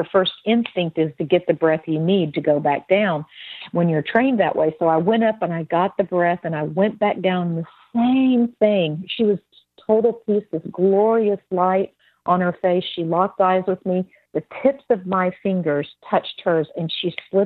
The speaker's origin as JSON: {"language": "English", "region": "Texas", "country": "United States", "said": "we're from Texas"}